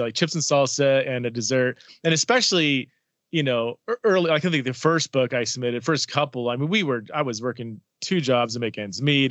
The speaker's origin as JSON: {"language": "English", "region": "Southern California", "country": "United States", "said": "I'm from Southern California"}